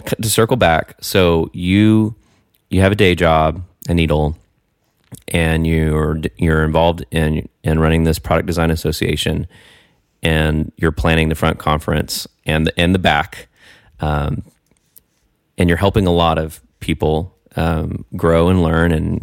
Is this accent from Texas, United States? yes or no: yes; Texas, United States; also born or lived in New York City; now in Austin, United States; I'm originally from Texas